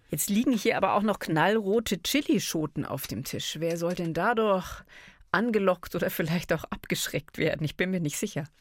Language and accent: German; Bavaria, Germany; bei uns in Bayern